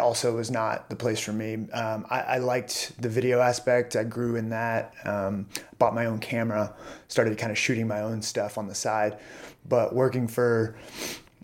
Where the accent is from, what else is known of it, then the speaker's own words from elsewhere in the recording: Orange, Texas, United States; also born or lived in Tyler, Texas; now in Austin, United States; My parents moved to a smaller town called Orange, Texas, on the Gulf Coast near Louisiana. I guess I was four or so. And so I kind of lived there all my life.